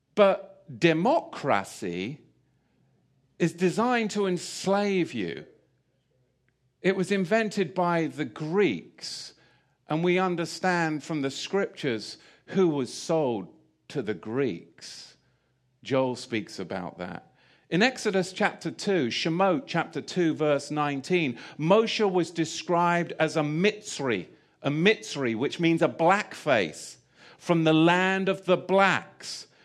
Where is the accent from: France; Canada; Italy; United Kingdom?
United Kingdom; England; moved away; I grew up in England.